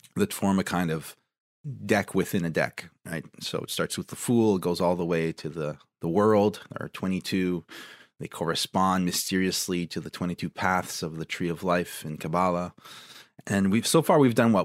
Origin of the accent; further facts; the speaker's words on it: Ontario, Canada; my home province